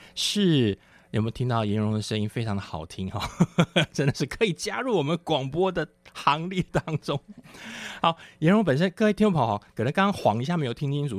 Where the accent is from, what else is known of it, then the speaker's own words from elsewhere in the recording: Taichung, Taiwan; moved away as an adult; now in Taipei, Taiwan; 我是台中人